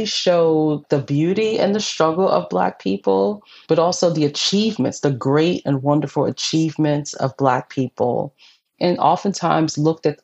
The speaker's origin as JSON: {"language": "English", "town": "New York City", "region": "New York", "country": "United States", "tie": "born or raised there", "said": "I'm from New York City. I grew up in the 70s and the 80s."}